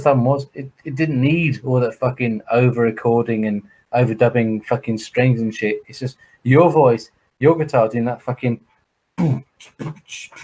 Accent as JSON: {"language": "English", "area": "Somerset", "region": "South West England", "country": "United Kingdom", "moved": "yes", "said": "I'm actually from Somerset"}